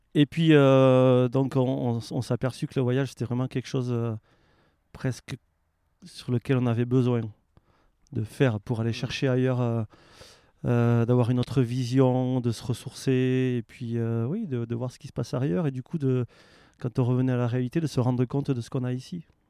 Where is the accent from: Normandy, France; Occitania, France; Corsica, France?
Occitania, France; Aveyron; moved away as an adult; also born or lived in Annecy; now in Faverges, France; je suis originaire de l'Aveyron